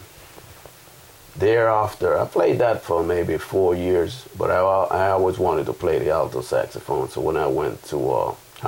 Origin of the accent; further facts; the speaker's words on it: Colón, Panama; moved away as an adult; now in United States; I was born in Panama, but in Colón, Panama